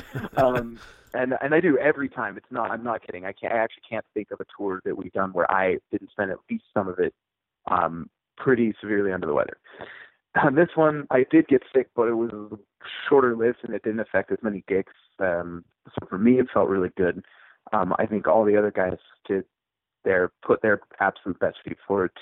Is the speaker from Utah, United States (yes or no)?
yes; Utah, United States; also born or lived in Issaquah, Washington; I was born in Washington State. Kind of grew up not in Seattle, but near in the area. I grew up in a town called Issaquah for listeners from the Pacific Northwest. But my family relocated to Utah when I was probably 12 years old or so. Most of my formative years were spent here in Utah.